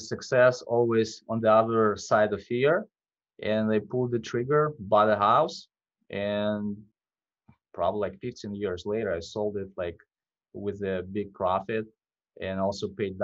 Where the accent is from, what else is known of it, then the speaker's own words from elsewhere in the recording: Belarus; English is a second language; moved away as an adult; now in Minneapolis, United States; I came from Eastern Europe, from Belarus. I came to the U.S. in 2004